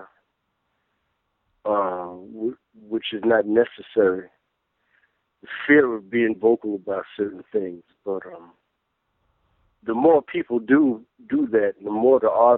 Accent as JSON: {"language": "English", "town": "New York City", "region": "New York", "country": "United States", "tie": "born or raised there", "said": "I was born on the 22nd of March, 1968, in Brooklyn, in the East New York section of Brooklyn, and I grew up there."}